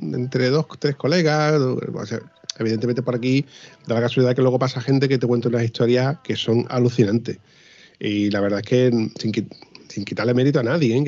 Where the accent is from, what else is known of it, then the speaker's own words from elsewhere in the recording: Huelva, Andalusia, Spain; yo vivo en Huelva, ¿no? Y soy de Huelva